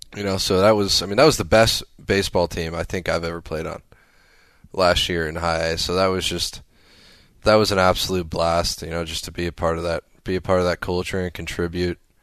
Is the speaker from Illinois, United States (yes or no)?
yes; near Chicago, Illinois, United States; moved away as an adult; also born or lived in Arizona / Omaha; my hometown by Chicago